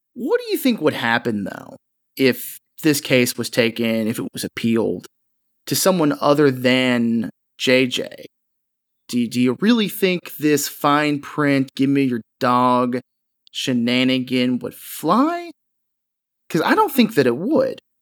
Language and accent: English; Kentucky, United States; I'm from Kentucky